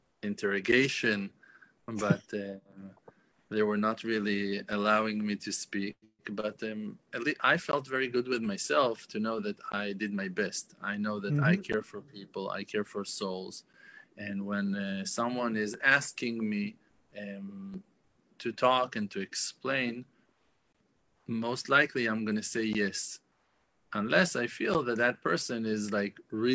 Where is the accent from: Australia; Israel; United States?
Israel; English is a second language; we're from Israel.